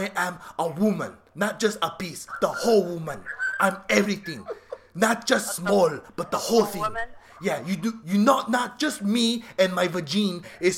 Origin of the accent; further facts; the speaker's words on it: New Jersey, United States; Okay, I'm from New Jersey, okay?